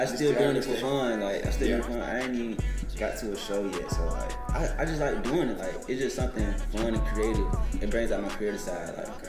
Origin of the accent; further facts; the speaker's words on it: Atlanta, Georgia, United States; Raised in Atlanta, Georgia.